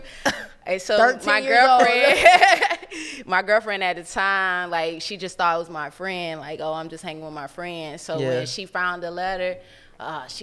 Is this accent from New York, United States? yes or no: no; Atlanta, Georgia, United States; I'm from the South. I'm from Atlanta